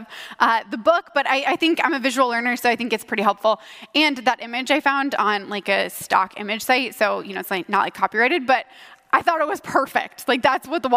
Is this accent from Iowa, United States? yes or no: yes; Ankeny, Iowa, United States; I grew up here in Ankeny